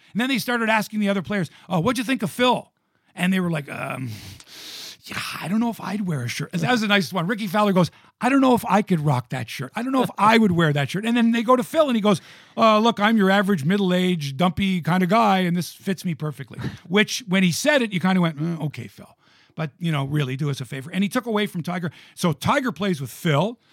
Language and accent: English; Toronto, Ontario, Canada; Born and raised in Toronto.